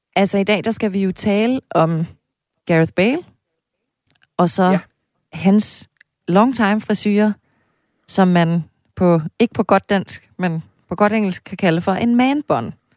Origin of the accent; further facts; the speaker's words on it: East Jutland, Central Denmark Region, Denmark; hjemme i Østjylland, hvor jeg kommer fra